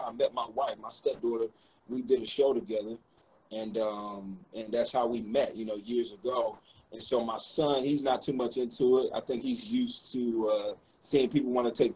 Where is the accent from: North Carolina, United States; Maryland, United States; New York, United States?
North Carolina, United States; we're both from North Carolina